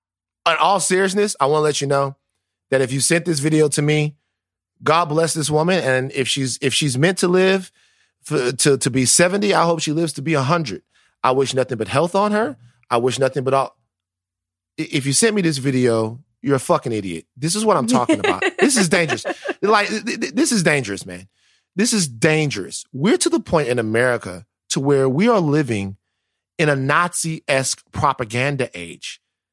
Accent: the South, United States; I'm from the South. I don't believe in speaking ill of the dead

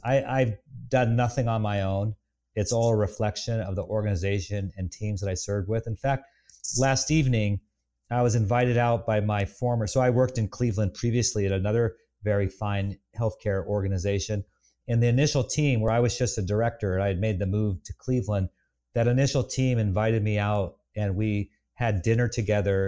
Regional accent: Bavaria, Germany; moved away; I grew up in Lederhosen in a village in Bavaria

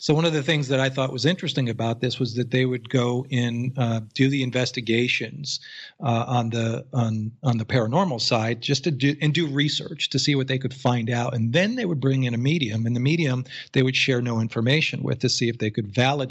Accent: Newtown, Connecticut, United States; I grew up in Fairfield County, Connecticut. I actually went to Sandy Hook Elementary School as child

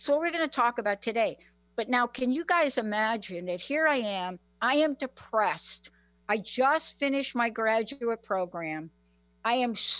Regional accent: New York, United States; I'm from New York

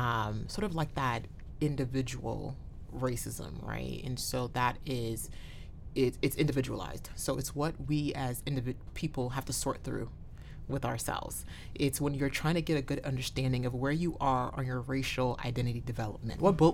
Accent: New Haven, Connecticut, United States; here since I was 10 years old in the New Haven area. So I think 20 years in now, I guess I can say I'm from New Haven, Connecticut, as I begrudgingly admit that.

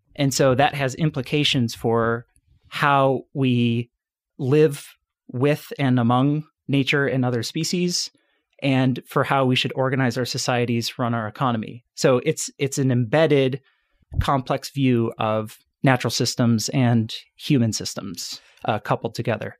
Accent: suburbs outside Chicago, Illinois, United States; I grew up in the suburbs outside, uh, Chicago, so born and raised in Illinois

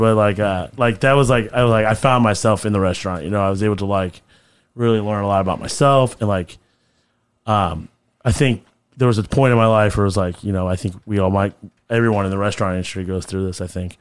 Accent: Granger, Indiana, United States; also born or lived in Fort Wayne, Indiana; I grew up in Granger, Indiana, which is right outside South Bend.

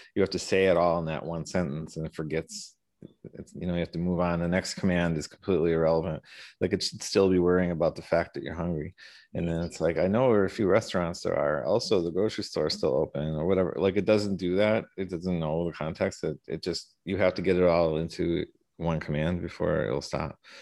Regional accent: Milwaukee, Wisconsin, United States; most of my life I was on the east side of Milwaukee.

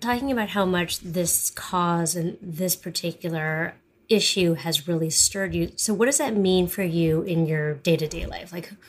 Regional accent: Canada; but I'm just curious on a personal level, as a Canadian

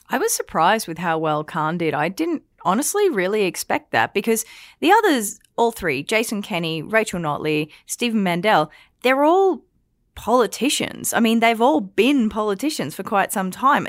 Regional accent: Australia; now in Alberta, Canada; I'm Australian

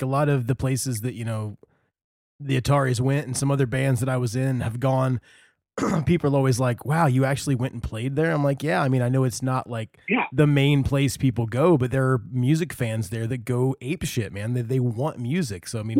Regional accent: Indiana, United States; I've got a lot of people, though, that grew up in my hometown that don't even drive the hour to Indianapolis to go Christmas shopping, you know?

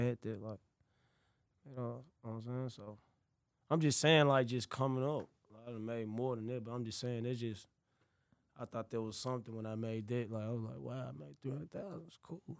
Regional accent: Memphis, Tennessee, United States; I grew up in South Memphis, like, I grew up in South Memphis

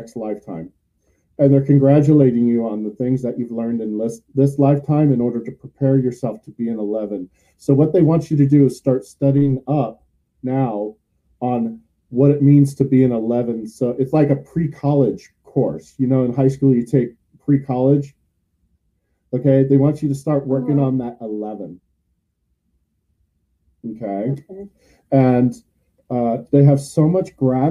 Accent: San Francisco Bay Area, California, United States; born or raised there; now in St. Petersburg, United States

